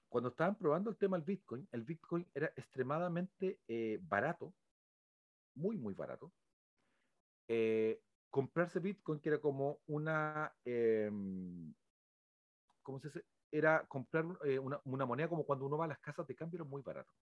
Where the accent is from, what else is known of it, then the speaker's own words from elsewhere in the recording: Chile; todos los que somos chilenos